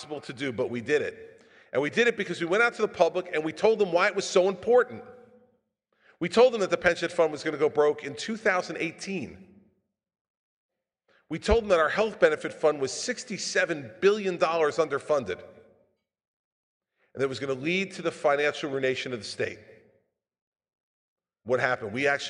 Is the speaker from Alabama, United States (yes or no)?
no; New Jersey, United States; I'm from New Jersey